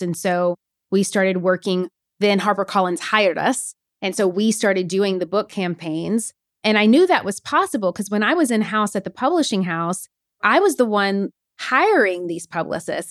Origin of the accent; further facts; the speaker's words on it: Nashville, Tennessee, United States; moved away as an adult; also born or lived in New York City; I'm from Nashville, Tennessee, actually originally from a really smart, small town in Tennessee